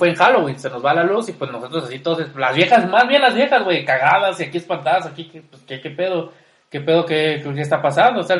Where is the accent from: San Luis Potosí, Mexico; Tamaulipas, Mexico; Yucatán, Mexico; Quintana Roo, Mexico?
Quintana Roo, Mexico; Cancún; todo el mundo sabe que soy de Cancún.